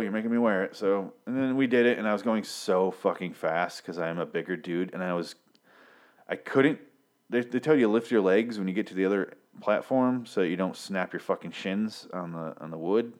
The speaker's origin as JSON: {"language": "English", "region": "Michigan", "country": "United States", "said": "I'm from Michigan, which is just around the lake"}